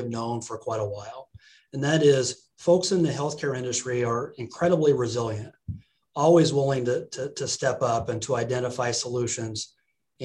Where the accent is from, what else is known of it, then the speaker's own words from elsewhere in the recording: Hebron, Nebraska, United States; also born or lived in Lincoln, Nebraska; now in Council Bluffs, United States; born and raised in Hebron, Nebraska